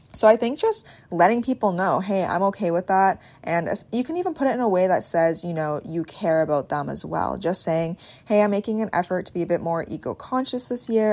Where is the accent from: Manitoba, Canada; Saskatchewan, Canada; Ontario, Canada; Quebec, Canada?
Manitoba, Canada; Swan Lake First Nation; I'm Bear Clan from Swan Lake First Nation, Treaty One Territory